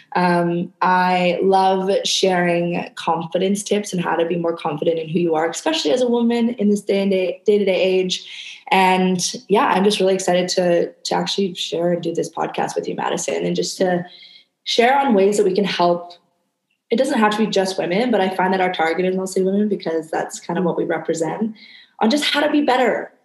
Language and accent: English; Canada; moved away as an adult; now in Indonesia